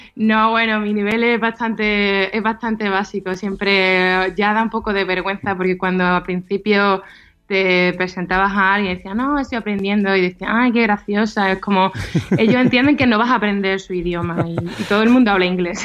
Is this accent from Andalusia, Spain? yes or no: yes; Utrera, Andalusia, Spain; moved away as an adult; now in Eindhoven, Netherlands; yo soy de Dutrera, Sevilla